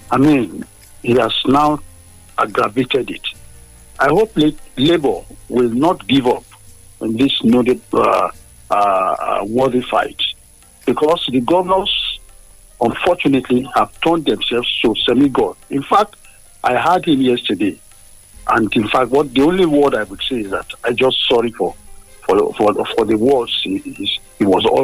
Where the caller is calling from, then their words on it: Abeokuta, Ogun State, Nigeria; I'm speaking from Okeshokori here in Abeokuta.